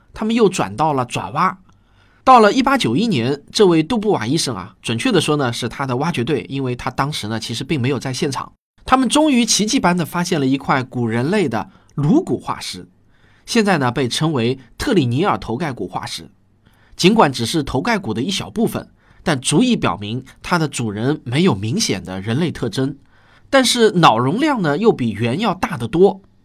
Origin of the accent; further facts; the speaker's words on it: China; 我们中国人从未想到研究一下这些骨头